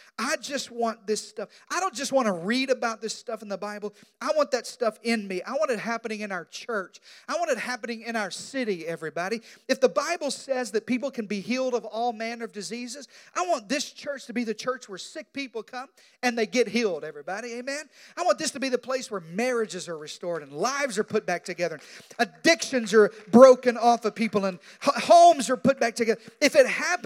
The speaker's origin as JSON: {"language": "English", "region": "Arkansas", "country": "United States", "tie": "born or raised there", "moved": "yes", "said": "I grew up in Arkansas, so mosquitoes are our state bird"}